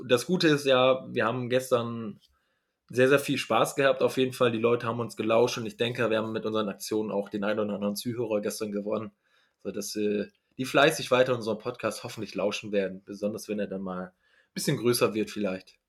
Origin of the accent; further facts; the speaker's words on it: Northern Germany, Germany; ich komme ja aus dem Norddeutschen